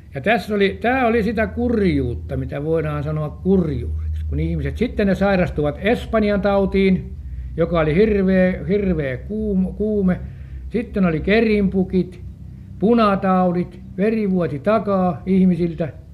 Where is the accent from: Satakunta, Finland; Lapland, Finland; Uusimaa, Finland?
Uusimaa, Finland; Helsinki; minäkin olin helsinkiläinen, vaikka minä olin siihen aikaan mailla, täällä syntynyt